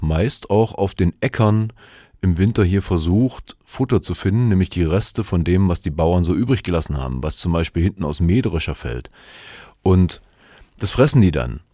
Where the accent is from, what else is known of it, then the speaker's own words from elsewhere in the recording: Germany; hier bei uns in Deutschland